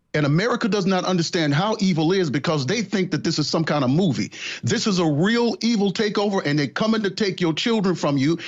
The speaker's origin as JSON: {"language": "English", "region": "Mississippi", "country": "United States", "tie": "born or raised there", "said": "I grew up in Mississippi"}